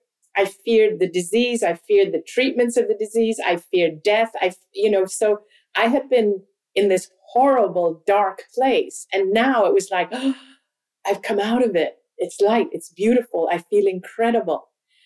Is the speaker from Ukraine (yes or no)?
no; Hong Kong; also born or lived in India; My parents are Hindu. We're Indian, ethnically Indian. I've never lived in India. I've always grown up outside of India. We traveled because of my dad's work. I actually went to school in Hong Kong, which is predominantly a Chinese city.